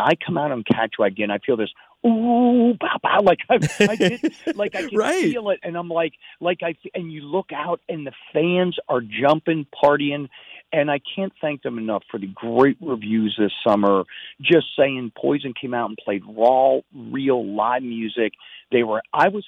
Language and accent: English; Pennsylvania, United States; moved away; my small town growing up in Pennsylvania